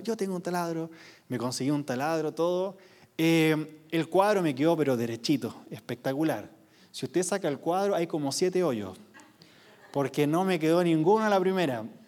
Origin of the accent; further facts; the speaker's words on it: Quilpué, Valparaíso, Chile; yo vengo de una ciudad que no es conocida. Quilpué. Siempre decimos que somos de Viña del Mar